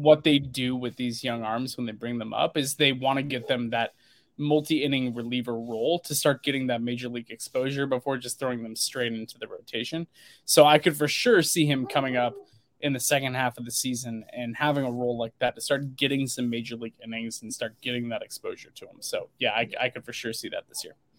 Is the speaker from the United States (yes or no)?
yes; Portland, Oregon, United States; also born or lived in Sherwood, Oregon; I grew up in the Portland, Oregon suburbs that I was born and raised around there